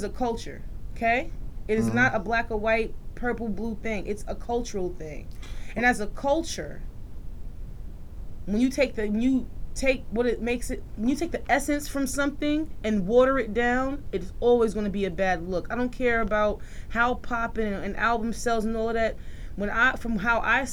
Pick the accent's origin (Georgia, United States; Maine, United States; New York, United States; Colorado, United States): New York, United States; New York City; I'm from Queens. I grew up around lyricists.